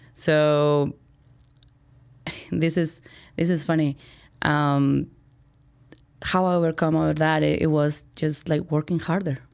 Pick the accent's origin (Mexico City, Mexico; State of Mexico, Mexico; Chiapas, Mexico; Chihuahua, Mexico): Chihuahua, Mexico; moved away as an adult; now in Chicago, United States; I was born and raised in Mexico, went to college in Mexico